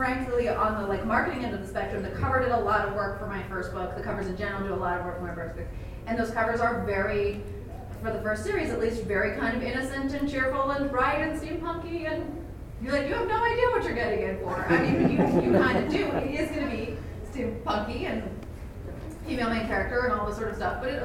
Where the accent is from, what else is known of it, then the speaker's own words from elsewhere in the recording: San Francisco, California, United States; also born or lived in United Kingdom; I grew up in San Francisco and I'm queer